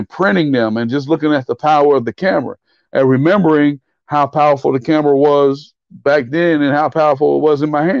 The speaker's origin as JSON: {"language": "English", "town": "Fayetteville", "region": "North Carolina", "country": "United States", "tie": "born or raised there", "said": "my hometown, Fayetteville State University"}